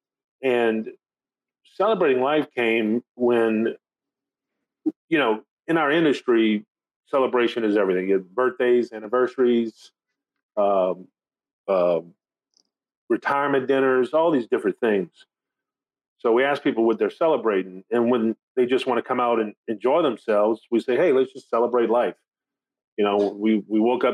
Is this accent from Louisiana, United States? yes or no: yes; Thibodaux, Louisiana, United States; also born or lived in Lafayette, Louisiana; I grew up in Thibodaux